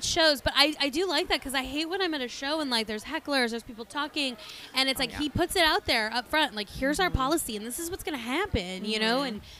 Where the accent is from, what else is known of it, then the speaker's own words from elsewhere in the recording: Vista, California, United States; We're from Vista, California.